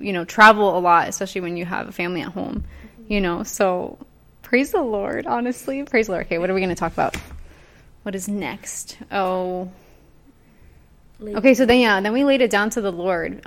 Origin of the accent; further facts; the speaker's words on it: Ecuador; we're also both from Ecuador